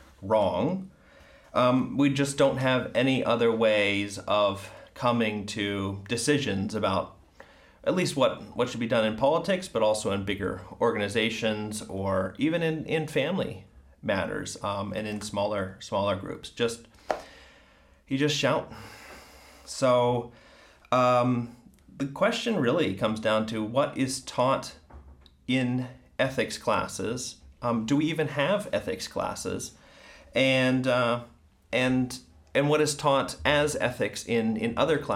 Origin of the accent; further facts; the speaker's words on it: Ohio, United States; I'm from Ohio